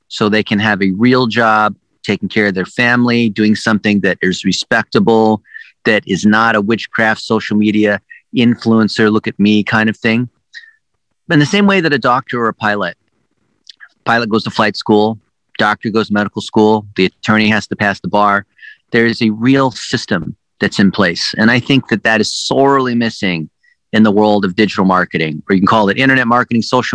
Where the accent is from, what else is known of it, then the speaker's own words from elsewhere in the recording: United States; English is a second language; I'm an ABC, American born Chinese